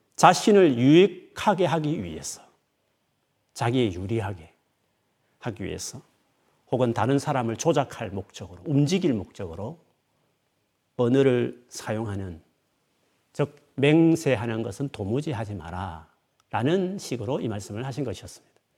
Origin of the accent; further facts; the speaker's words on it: Gyeongsang, South Korea; 저는 경상도 사나이니까